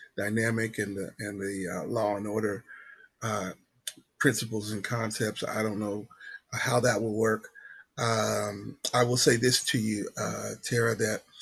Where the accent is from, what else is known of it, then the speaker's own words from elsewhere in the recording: Southeast Kansas, United States; moved away as an adult; now in Wichita, United States; I'm from Southeast Kansas